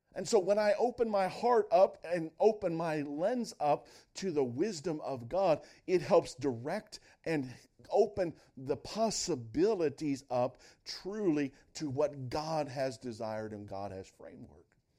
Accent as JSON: {"language": "English", "region": "Northwest Ohio", "country": "United States", "tie": "born or raised there", "said": "I grew up in Northwest Ohio"}